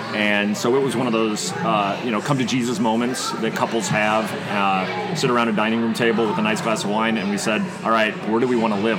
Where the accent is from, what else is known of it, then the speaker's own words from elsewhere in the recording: Bloomington, Illinois, United States; moved away as an adult; also born or lived in Chicago / Berlin, Germany / London, United Kingdom / Austin, Texas; ended up back in my hometown where you can see uh, from my from my office. You can actually see uh, where I was born.